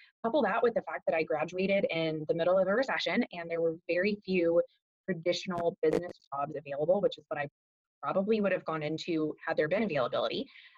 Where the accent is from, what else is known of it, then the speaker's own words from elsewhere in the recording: Fort Worth, Texas, United States; moved away as an adult; now in Dallas, United States; I am from Fort Worth originally, but have called Dallas home since 2012